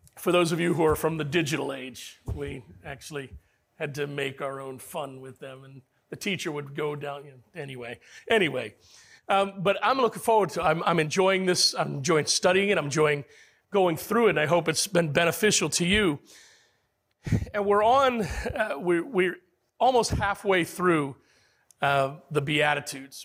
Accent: United States; as American men

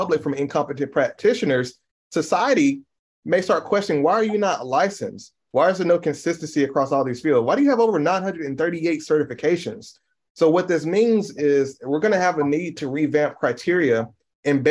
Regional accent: United States; also born or lived in Mississippi / Tennessee; growing up in Mississippi and Tennessee as a young Black man has been extremely challenging

